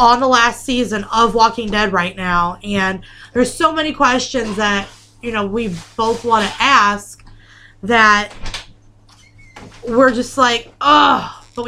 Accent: New York, United States; I'm from New York, yous.

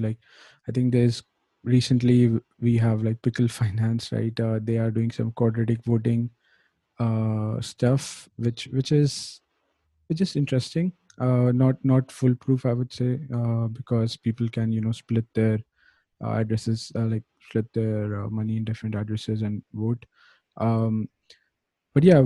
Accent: India; I'm from India

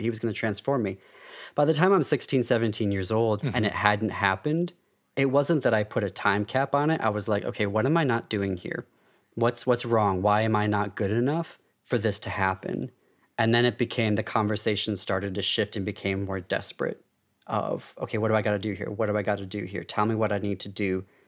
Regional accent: United States; I'm Armenian American and a dual citizen of France and the US

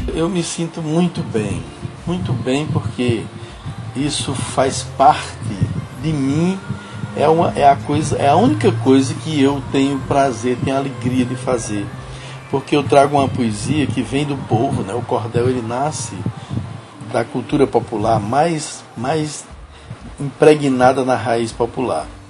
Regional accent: Northeast Region, Brazil; eu sou nordestino com muita alegria

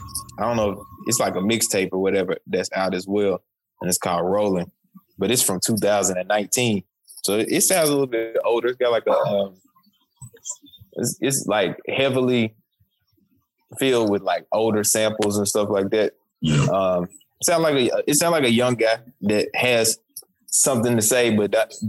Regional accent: Memphis, Tennessee, United States; moved away; I'm from Memphis

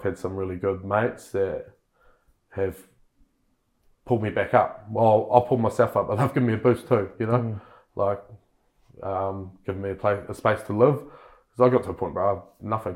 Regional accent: Kaiapoi, Canterbury, New Zealand; I'm born and bred in Kaipoi to my lovely parents who are still together.

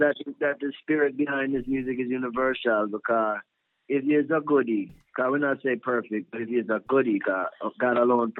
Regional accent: New Jersey, United States; We grew up around, like me, I grew up in Union County, New Jersey, where Pete Funk is from.

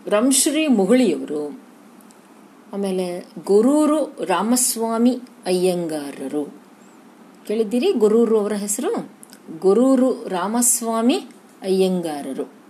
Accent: Dharwad / North Karnataka, India; ಈ ನಮ್ಮ ಧಾರವಾಡದ ಅಥವಾ ಉತ್ತರ ಕರ್ನಾಟಕದ ಗ್ರಾಮೀಣ ಬದುಕು

